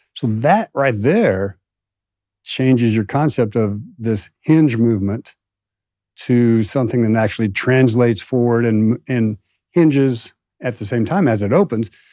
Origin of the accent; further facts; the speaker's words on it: Midwest, United States; now in Austin, United States; growing up in the Midwest